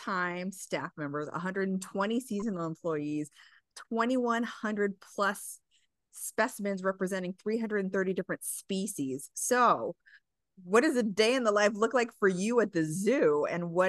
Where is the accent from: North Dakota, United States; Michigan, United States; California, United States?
California, United States; I'm originally from California